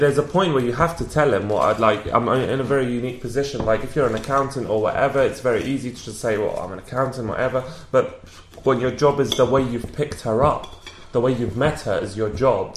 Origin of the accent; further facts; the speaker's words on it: London, United Kingdom; accent: British; I'm from London